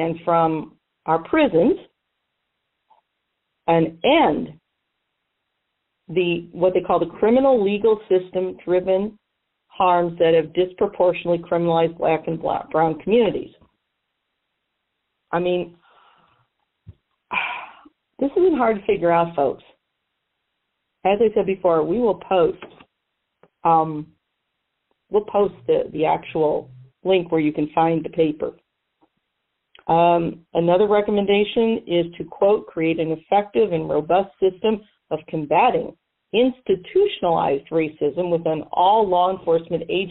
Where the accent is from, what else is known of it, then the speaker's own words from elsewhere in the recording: Missouri, United States; here, in my home state of Missouri